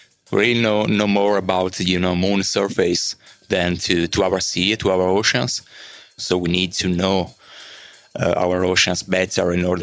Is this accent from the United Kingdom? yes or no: no; Milan, Lombardy, Italy; from Milano, Italy.